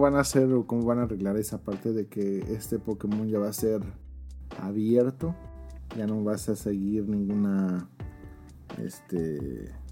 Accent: Mexico; moved away

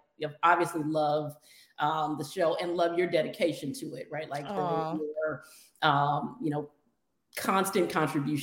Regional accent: Seattle, Washington, United States; moved away as an adult; now in Los Angeles, United States; I'm from Seattle, the Seattle area is home to Trident nuclear submarine bases. And when I was in high school

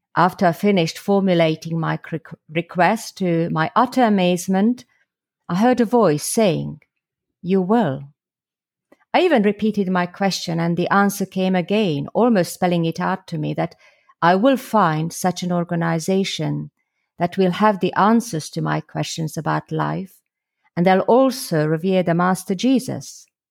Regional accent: Slovakia; now in London, United Kingdom; originally I'm from Slovakia, or the former Czechoslovakia, where I was brought up as a Catholic

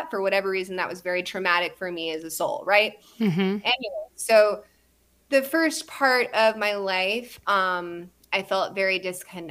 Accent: Santa Barbara, California, United States; I was born in Santa Barbara.

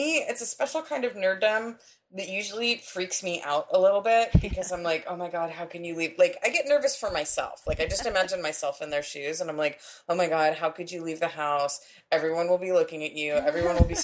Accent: San Diego, California, United States; when I was growing up in San Diego

